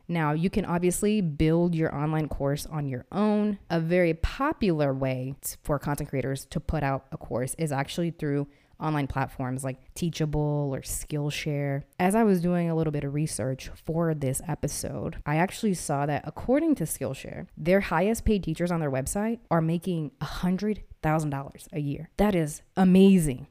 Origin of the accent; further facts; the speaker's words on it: Massachusetts, United States; also born or lived in Missouri; now in Austin, United States; I'm from Massachusetts and I moved here from Missouri